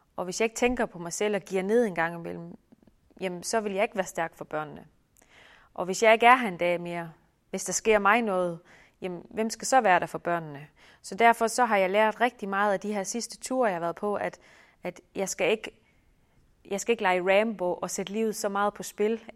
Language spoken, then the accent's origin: Danish; Denmark; moved away as an adult; hjemme i Danmark